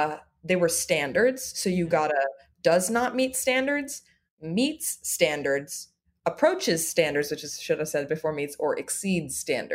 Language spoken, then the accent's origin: English; Los Angeles, California, United States; moved away as an adult; now in New York, United States; Yeah, I'm born and raised in Los Angeles.